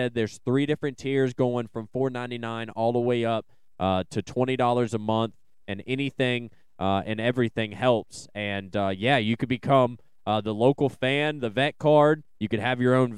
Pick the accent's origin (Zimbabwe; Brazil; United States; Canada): United States; Salem, Virginia; Salem Arenacross obviously is in my hometown this weekend